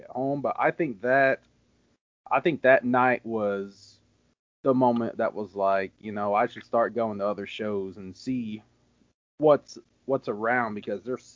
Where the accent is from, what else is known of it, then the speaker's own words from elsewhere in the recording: Cape Girardeau, Missouri, United States; I'm from Cape Girardeau